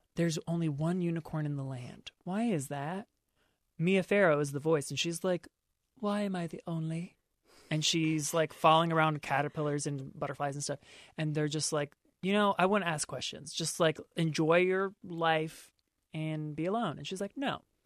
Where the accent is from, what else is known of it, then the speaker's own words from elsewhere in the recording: Maryland, United States; my home state of Maryland